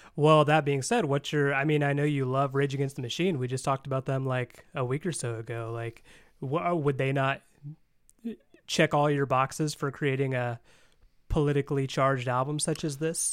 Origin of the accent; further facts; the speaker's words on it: Indiana, United States; I'm from Indiana.